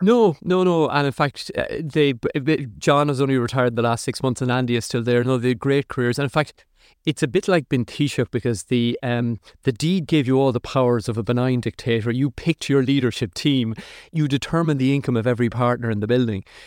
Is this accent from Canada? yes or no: no; Athlone, Leinster, Ireland; moved away; I grew up in Athlone, which was, you know, a Midlands town.